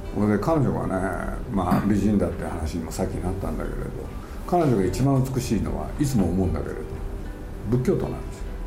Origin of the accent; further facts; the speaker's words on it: Japan; 我々日本人